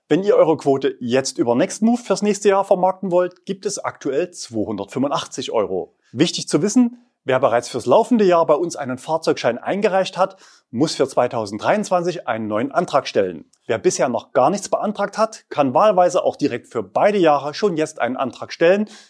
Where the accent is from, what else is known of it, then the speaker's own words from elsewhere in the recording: Leipzig, Saxony, Germany; In meiner Heimatstadt Leipzig